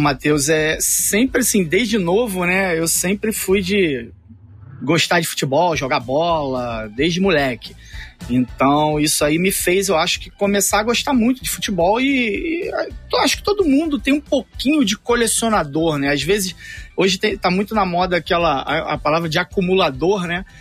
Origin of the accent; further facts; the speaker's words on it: Rio de Janeiro, Brazil; eu sou do Rio de Janeiro, mas ia bastante a São Paulo